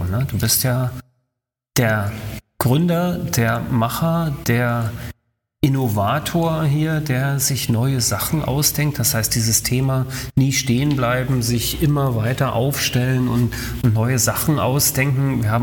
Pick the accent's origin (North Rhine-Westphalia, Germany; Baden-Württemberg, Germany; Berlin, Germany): Berlin, Germany; also ich komme aus Berlin, ne?